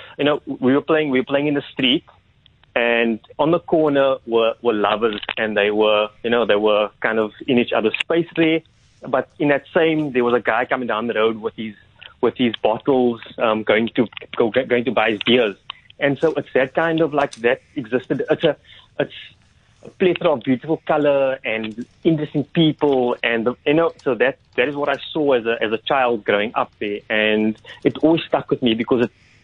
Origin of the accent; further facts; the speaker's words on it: Cape Town, Western Cape, South Africa; life growing up on the Cape Flats